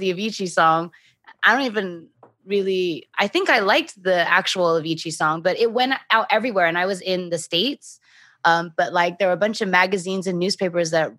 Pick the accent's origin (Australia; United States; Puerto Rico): Australia; I'm Australian